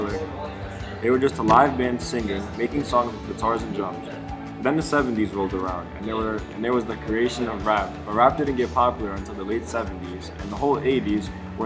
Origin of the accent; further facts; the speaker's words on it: New York, United States; I'm from New York